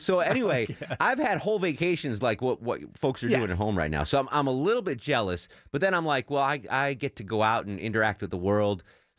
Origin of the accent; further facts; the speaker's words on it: Connecticut, United States; So I grew up in Connecticut, and you grew up on Montana.